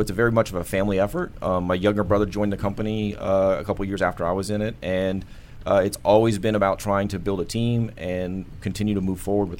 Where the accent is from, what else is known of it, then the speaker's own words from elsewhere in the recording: Bethesda, Maryland, United States; born there; I was a military brat. Was born here in Bethesda and moved around most of my life.